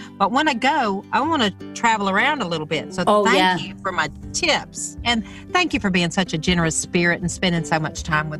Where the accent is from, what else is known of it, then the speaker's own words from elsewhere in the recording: the South, United States; I grew up in the South, girl.